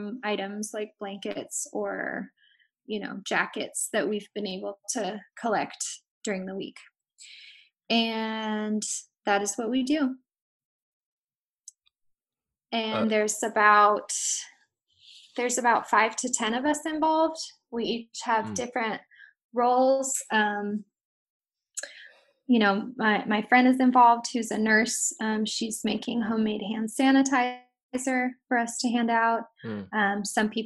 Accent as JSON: {"language": "English", "town": "San Francisco", "region": "California", "country": "United States", "tie": "born or raised there", "said": "I grew up in San Francisco, so I have a lot of ties to my neighborhood on the west side"}